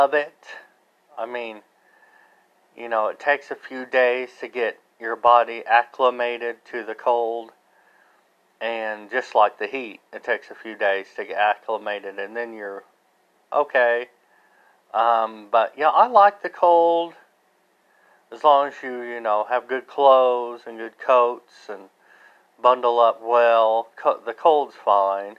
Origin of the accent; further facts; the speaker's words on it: United States; I'm not Canadian, but I'm American